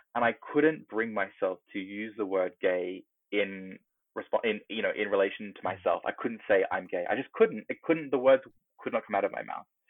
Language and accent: English; Australia; now in United Kingdom; growing up in Australia in, you know, the 90s